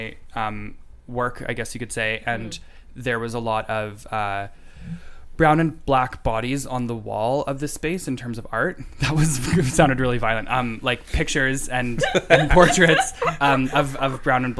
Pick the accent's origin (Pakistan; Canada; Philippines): Canada; as a Canadian